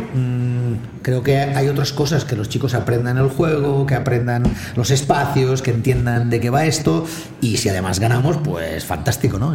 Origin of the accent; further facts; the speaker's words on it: Barcelona, Catalonia, Spain; mi familia vive allá, al lado mismo mm. de la calle Bagur, ¿no? Mm en la carretera de Sans y de pequeño de infantil creo que fue, mi padre me llevó a jugar al Jack